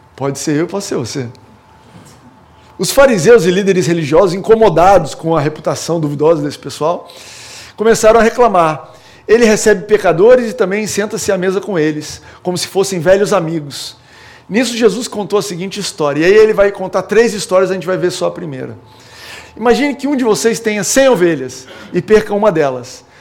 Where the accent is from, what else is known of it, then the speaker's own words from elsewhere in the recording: Goiás, Brazil; quando eu era criança, lá em Goiás, e eu gostava de ir para a fazenda do meu avô